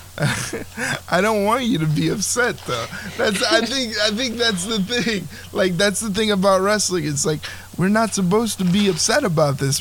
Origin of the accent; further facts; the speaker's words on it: New Jersey, United States; I was raised in South Jersey. I currently reside in South Jersey